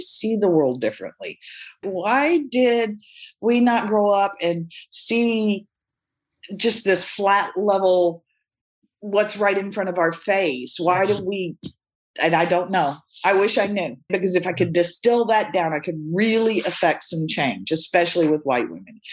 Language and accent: English; Austin, Texas, United States; I grew up in Austin in the 70s